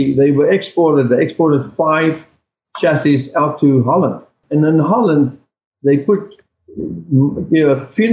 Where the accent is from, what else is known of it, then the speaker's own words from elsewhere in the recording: South Africa; now in United States; I'm from South Africa